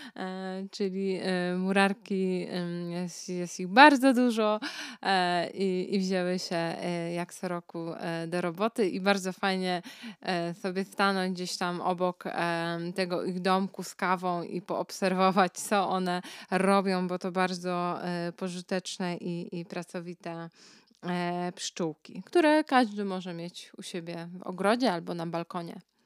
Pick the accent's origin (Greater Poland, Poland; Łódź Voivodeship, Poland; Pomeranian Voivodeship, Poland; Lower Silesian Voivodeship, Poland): Pomeranian Voivodeship, Poland; Kashubia; u nas na Kaszubach